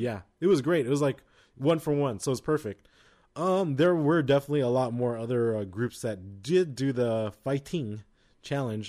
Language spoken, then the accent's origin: English; United States; we're American.